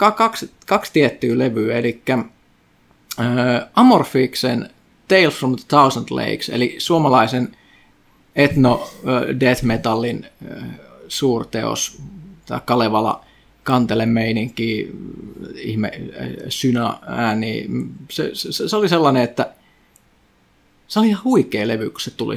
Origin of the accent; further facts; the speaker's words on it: Kajaani, Kainuu, Finland; moved away; mä oon siis Kajaanista alun perin, siis pohjoinen kaupunki